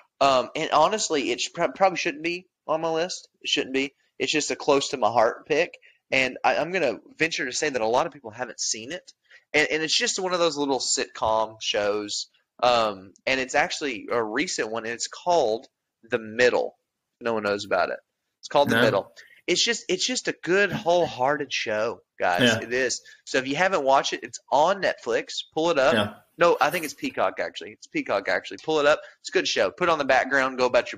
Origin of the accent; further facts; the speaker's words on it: the Ozarks, United States; Ozark, we're from there. We're from the Ozarks